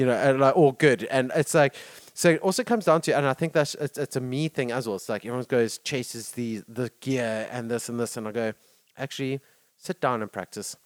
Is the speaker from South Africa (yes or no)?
yes; South Africa; as South African